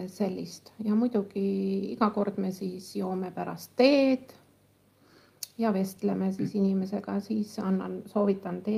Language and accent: Estonian; Kullamaa, Lääne County, Estonia; ja mina tulin Kullamaalt ja siis ei olnud Google Maps ega, ega mingisuguseid